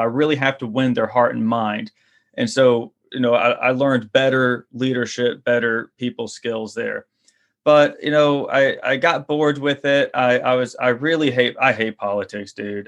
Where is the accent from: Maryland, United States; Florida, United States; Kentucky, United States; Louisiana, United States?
Louisiana, United States; for a kid growing up in Louisiana